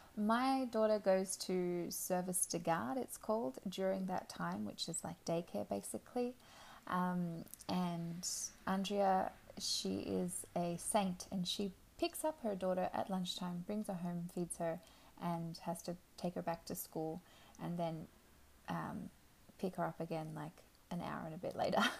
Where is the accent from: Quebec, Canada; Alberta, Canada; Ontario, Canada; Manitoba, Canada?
Quebec, Canada; we are both from Quebec